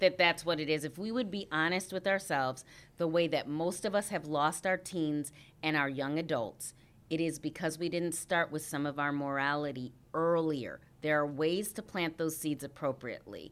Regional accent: Harvey, Illinois, United States; also born or lived in Saint Peter, Minnesota; I was born in Saint Peter, Minnesota, but I grew up, uh, in Harvey, Illinois

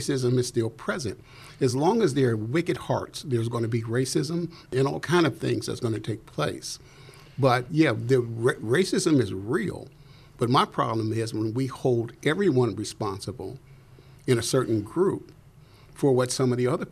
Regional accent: Chicago, Illinois, United States; also born or lived in Mississippi; But we moved to the south side of Chicago. So I grew up on the south side of Chicago.

